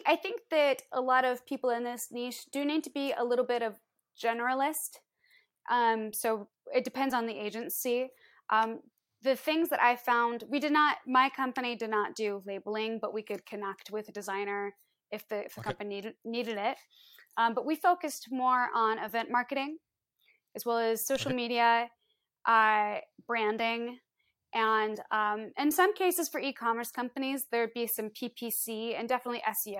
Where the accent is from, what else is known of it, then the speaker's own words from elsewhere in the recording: Iowa, United States; Well, so growing up, I am from the Midwest in the States. I'm from Iowa. And we moved around a lot.